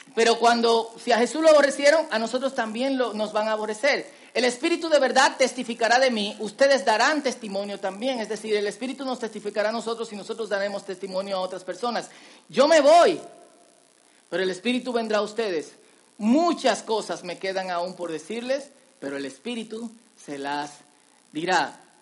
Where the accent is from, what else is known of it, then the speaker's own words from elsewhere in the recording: Dominican Republic; En dominicano decimos vainita